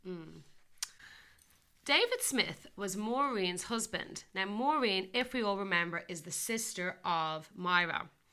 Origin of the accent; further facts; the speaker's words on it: Ireland; I'm getting Irish here